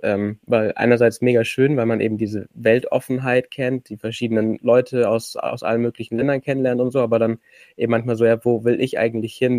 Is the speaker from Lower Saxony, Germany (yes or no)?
no; Allgäu, Bavaria, Germany; ich komme aus dem Allgäu